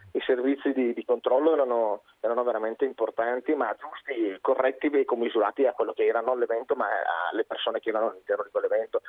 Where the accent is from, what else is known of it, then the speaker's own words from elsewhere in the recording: Brescia, Lombardy, Italy; io sono di Brescia